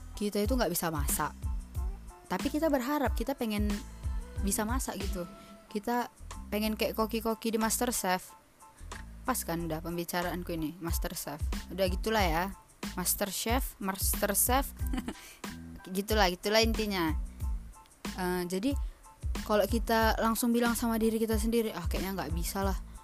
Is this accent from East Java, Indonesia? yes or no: no; Medan, North Sumatra, Indonesia; Medan Gak Medan-Medan kali juga sih Sumatera Utara lebih tepatnya